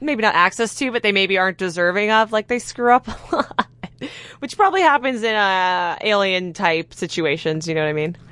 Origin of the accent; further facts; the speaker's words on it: Canada; As a Canadian